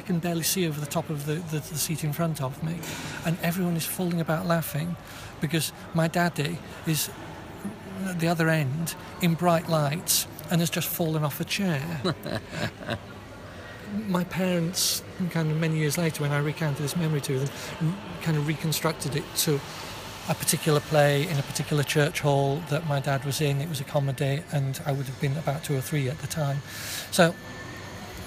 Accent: Yorkshire and the Humber, United Kingdom; moved away as an adult; also born or lived in Manchester; I come from Yorkshire, so Manchester wasn't too far away.

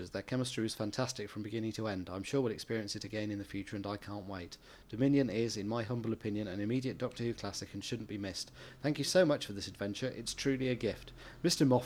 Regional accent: Australia; anyway, I'm from Australia, where Colin Baker is too at the moment.

